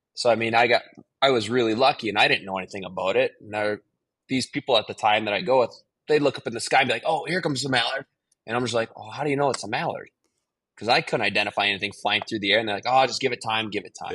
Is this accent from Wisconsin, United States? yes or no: yes; Green Bay, Wisconsin, United States; growing up in Green Bay